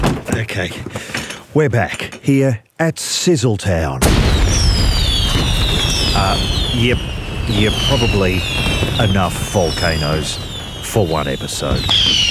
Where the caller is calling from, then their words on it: Australia; I'm calling from Australia for the podcast...